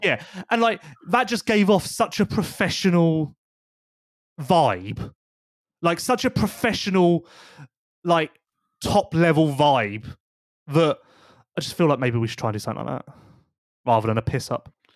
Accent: United Kingdom; we're British

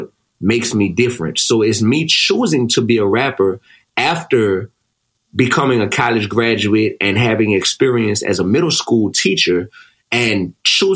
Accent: New Orleans, Louisiana, United States; growing up in New Orleans

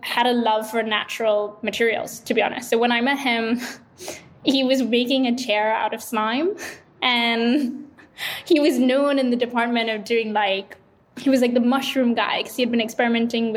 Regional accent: Sri Lanka; moved away as an adult; also born or lived in Bay Area; I'm originally from Sri Lanka, actually. So I grew up there and then was fortunate enough to get into Stanford

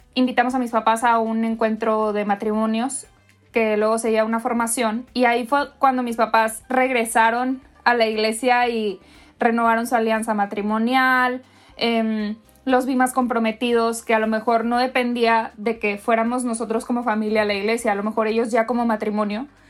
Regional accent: Monterrey, Nuevo León, Mexico; soy mexicana, soy regiomontana

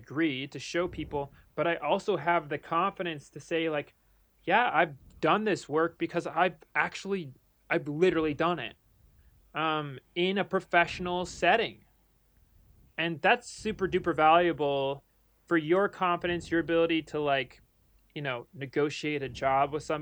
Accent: United States; also born or lived in Netherlands; as an American

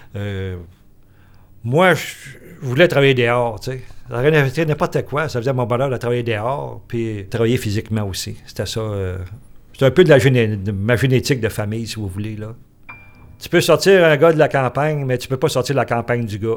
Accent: Cookshire, Quebec, Canada; Quand on était jeunes, nous autres, euh, au bord de la traque, chez nous, à Cookfield

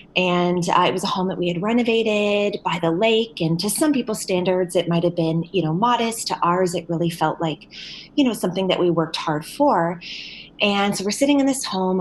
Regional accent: St. Catharines, Ontario, Canada; now in London, Canada; I was uh, born and raised in St. Catharines, Ontario, but uh, recently relocated to London, Ontario

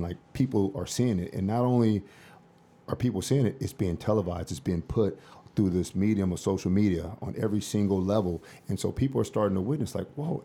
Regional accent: Los Angeles, California, United States; I'm from South Central

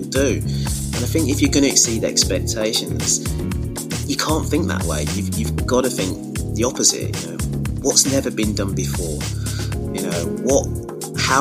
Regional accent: Wolverhampton, West Midlands, United Kingdom; moved away as an adult; also born or lived in Sutton Coldfield, Birmingham; now in Birmingham, United Kingdom; I am from the Midlands, but from Wolverhampton originally, which is just the other side of the M6

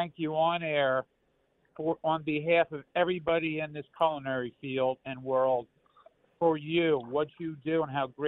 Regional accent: Philadelphia, Pennsylvania, United States; my mother cooked for our family where I grew up in North Philadelphia

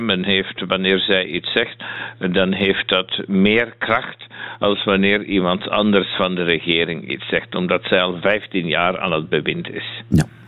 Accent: Flanders, Belgium; now in Münster, Germany; ik ben Vlaming

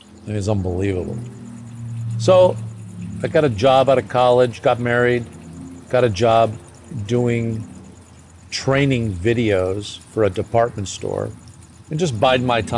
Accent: Glendale, California, United States; Not far from here. I grew up in Glendale.

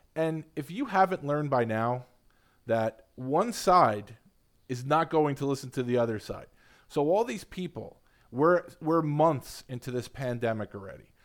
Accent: New York City, New York, United States; also born or lived in Long Island; I grew up in Queens and grew up on Long Island

